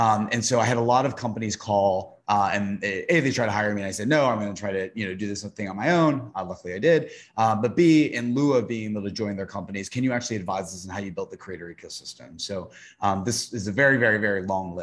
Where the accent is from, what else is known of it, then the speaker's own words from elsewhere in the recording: Tennessee, United States; I'm from the South, I'm from Tennessee